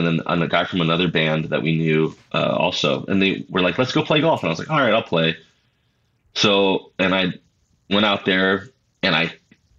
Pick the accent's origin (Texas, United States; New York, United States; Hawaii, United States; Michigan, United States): Hawaii, United States; the Big Island; I grew up on the Big Island, but yeah, my dad is from Maui